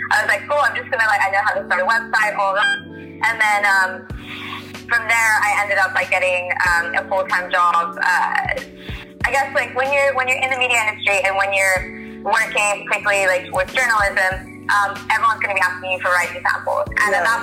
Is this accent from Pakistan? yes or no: yes; Pakistan; moved away; I'm originally from Pakistan, that's where I was born